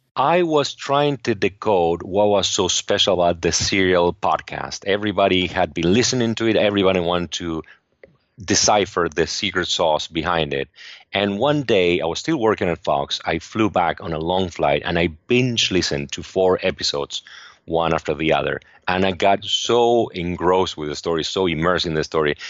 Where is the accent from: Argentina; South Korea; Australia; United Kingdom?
Argentina; English is a second language; moved away as an adult; now in Los Angeles, United States; I grew up in Argentina